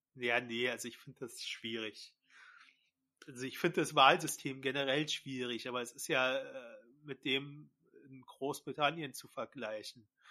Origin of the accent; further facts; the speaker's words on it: Berlin, Germany; wir Berliner